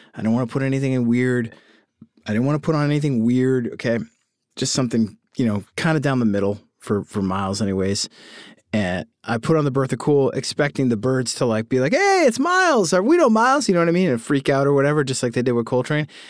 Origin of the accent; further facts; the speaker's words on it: Boston, Massachusetts, United States; I'm from Boston, the town